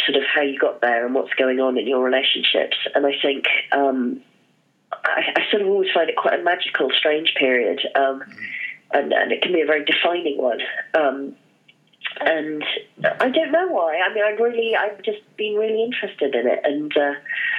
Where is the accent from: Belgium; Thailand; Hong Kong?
Hong Kong; moved away; I grew up in Hong Kong, and so I'm a city girl